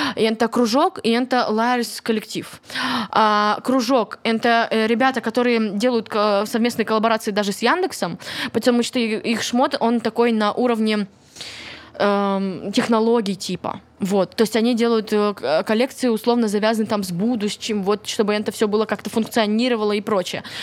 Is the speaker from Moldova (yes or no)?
no; Kryvyi Rih, Dnipropetrovsk Oblast, Ukraine; Вообще-то я из Кривого Рога